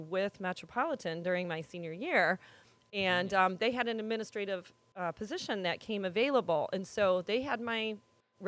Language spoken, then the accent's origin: English; Sandwich, Illinois, United States; moved away as an adult; also born or lived in Woodridge, Illinois / Aurora, Illinois; when I was growing up in Sandwich